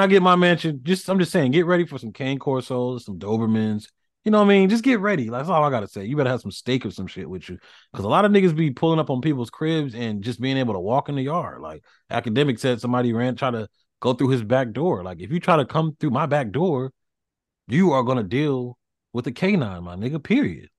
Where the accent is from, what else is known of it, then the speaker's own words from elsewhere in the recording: the South, United States; I'm from the South